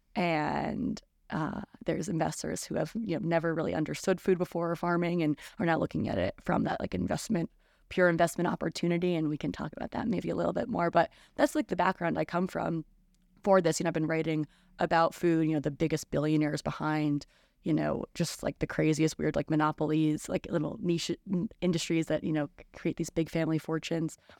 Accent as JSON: {"language": "English", "region": "New Jersey", "country": "United States", "moved": "yes", "lives_now": "New York City, United States", "said": "I'm from New Jersey"}